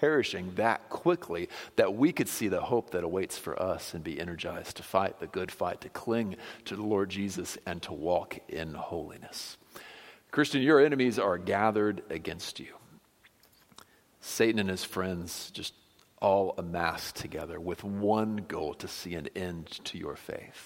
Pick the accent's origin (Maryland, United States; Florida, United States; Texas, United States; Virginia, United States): Florida, United States; growing up in Florida on the lakes